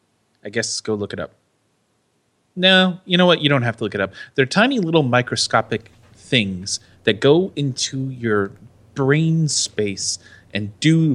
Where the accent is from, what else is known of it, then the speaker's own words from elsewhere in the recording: United States; resident American